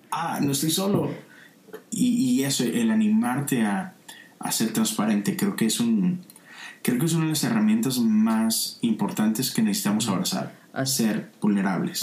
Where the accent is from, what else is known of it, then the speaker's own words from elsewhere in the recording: Monterrey, Nuevo León, Mexico; now in Houston, United States; Yo soy de Monterrey, es una ciudad en el norte de México